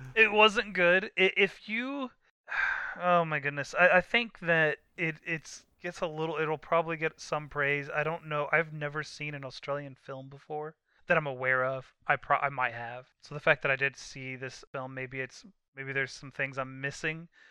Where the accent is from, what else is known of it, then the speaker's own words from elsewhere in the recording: United States; I'm being from America